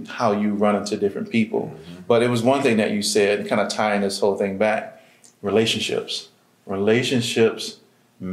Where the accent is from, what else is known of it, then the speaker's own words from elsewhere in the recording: Virginia, United States; I'm originally from Virginia